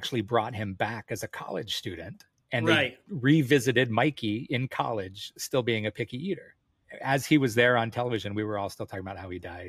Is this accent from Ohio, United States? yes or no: no; Hawaii, United States; I grew up in Hawaii